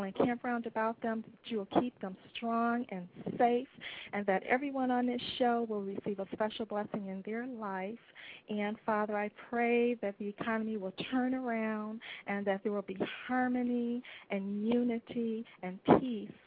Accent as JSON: {"language": "English", "town": "Memphis", "region": "Tennessee", "country": "United States", "said": "I'm from Memphis, Tennessee"}